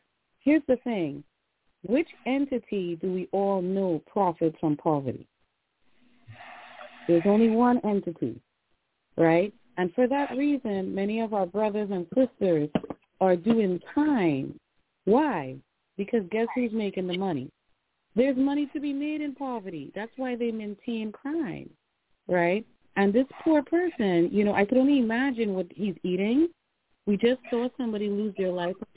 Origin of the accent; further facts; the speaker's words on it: Trinidad & Tobago; now in New Haven, United States; I am also from Trinidad and Tobago